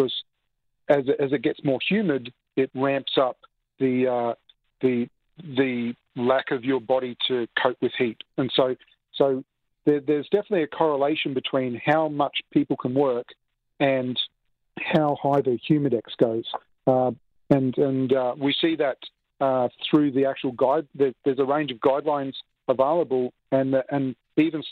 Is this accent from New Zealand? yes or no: no; Australia; now in Toronto, Canada; I come from Australia